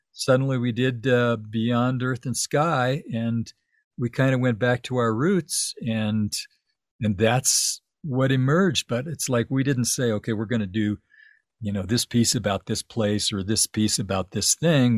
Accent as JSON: {"language": "English", "town": "Tucson", "region": "Arizona", "country": "United States", "tie": "born or raised there", "also_born_or_lived": "Los Angeles", "moved": "as an adult", "lives_now": "Santa Fe, United States", "said": "I grew up in Tucson. I lived in Tuc-, I moved to Tucson when I was seven years old."}